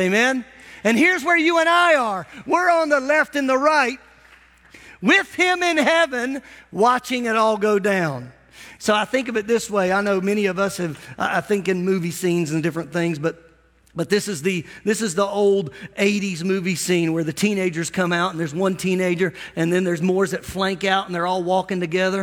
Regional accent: United States; as an American

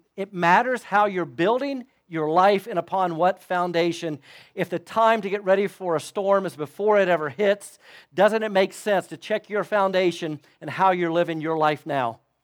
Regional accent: Florida, United States; moved away; I grew up in Florida

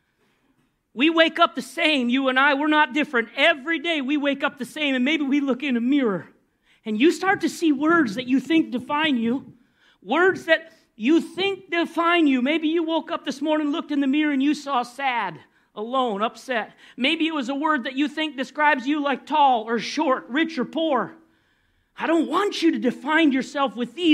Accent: Minnesota, United States; moved away as an adult; now in Florida, United States; I came from Minnesota.

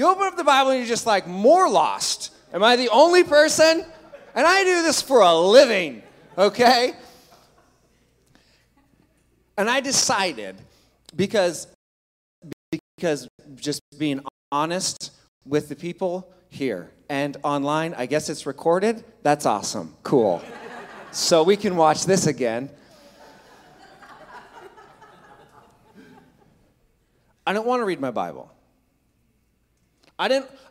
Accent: Clatsop County, Oregon, United States; my hometown church in Clatsop County

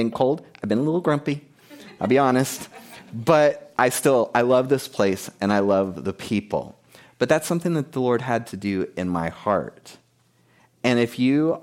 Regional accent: South Florida, United States; moved away as an adult; also born or lived in Key West, Florida; I grew up in South Florida. I was born in Key West, Florida

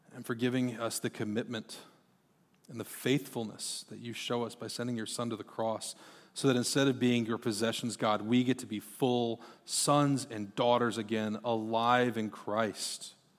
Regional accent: Marshalltown, Iowa, United States; also born or lived in Texas; I grew up in Marshtown, Iowa

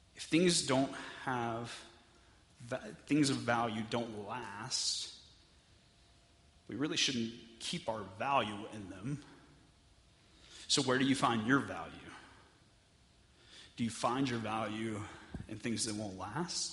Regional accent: Texas, United States; I'm from Texas

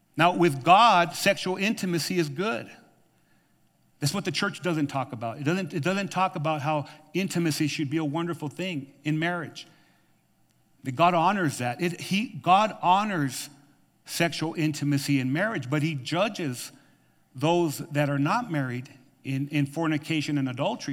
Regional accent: New Mexico, United States; now in Tucson, United States; I grew up with in New Mexico

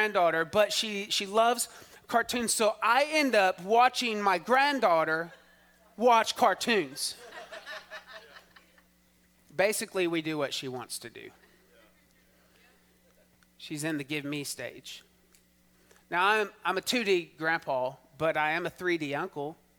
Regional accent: Texas, United States; as a Texan

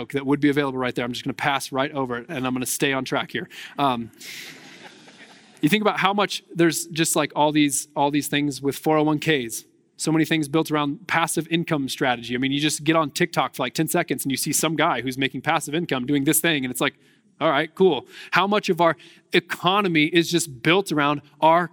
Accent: United States

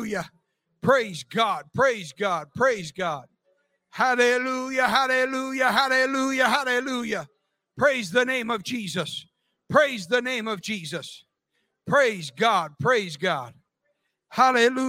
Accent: United States; I am an American and very proud to be an American

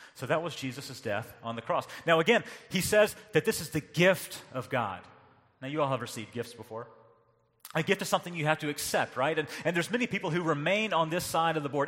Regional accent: North Carolina, United States; moved away; growing up in North Carolina

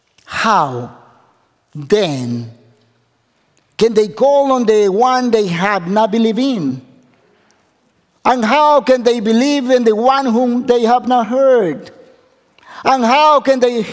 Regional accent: Ecuador; English is a second language; moved away; I come from Ecuador, South America.

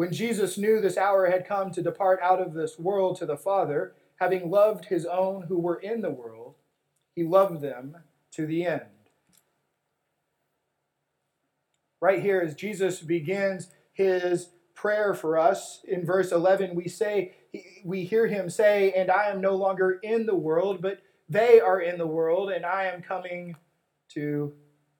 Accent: West Texas, United States; when I was a kid growing up in West Texas

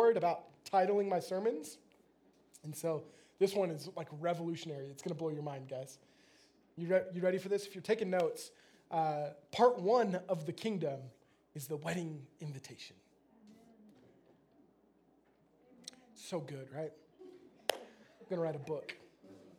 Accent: United States; I'm American

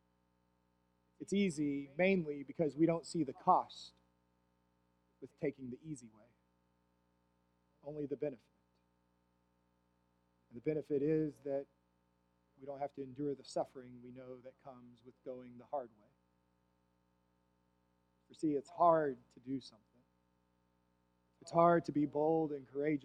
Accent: Plainview, Texas, United States; I was born in Plainview, Texas, and was dedicated at First Christian Church Disciples of Christ in Plainview, Texas as a baby. I then would be baptized in that church

